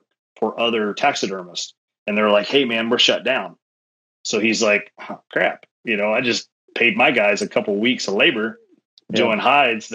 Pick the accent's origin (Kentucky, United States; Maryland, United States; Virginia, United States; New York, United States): Kentucky, United States; I grew up in Kentucky with NASCAR